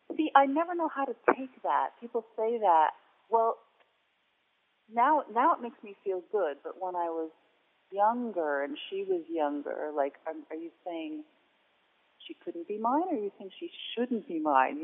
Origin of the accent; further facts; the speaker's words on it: New Jersey, United States; moved away as an adult; also born or lived in Santa Fe, New Mexico; I'm from New Jersey, and New Jersey we had Treasure Island